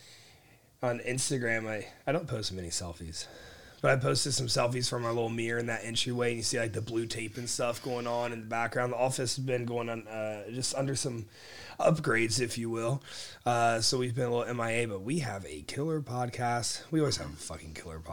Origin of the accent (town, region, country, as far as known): Springfield, Ohio, United States; born or raised there